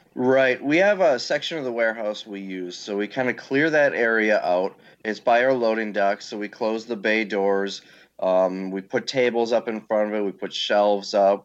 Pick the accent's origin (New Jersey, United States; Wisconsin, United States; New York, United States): Wisconsin, United States; Green Bay; I got myself a warehouse in Green Bay, my hometown, and started